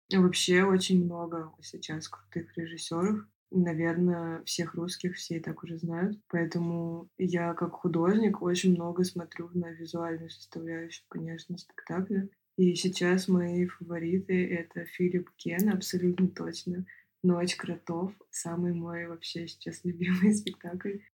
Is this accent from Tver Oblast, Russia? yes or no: no; Moscow, Russia; я художник из Москвы